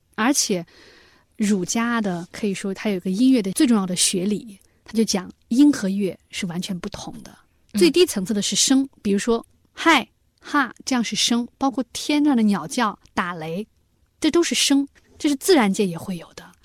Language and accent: Chinese; China; 作为中国人